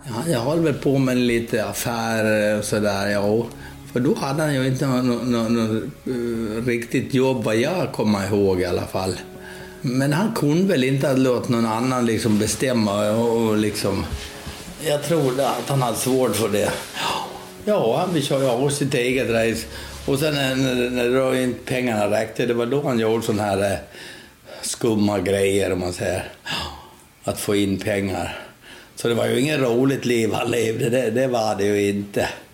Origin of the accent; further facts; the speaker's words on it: Gotland, Sweden; now in Stockholm, Sweden; jag växte upp eh, i Gullrupe, Halbjens